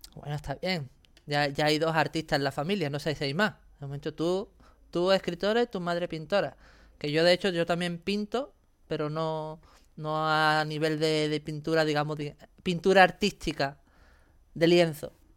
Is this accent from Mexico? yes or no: no; Andalusia, Spain; mi tierra es mi tierra y Andalucía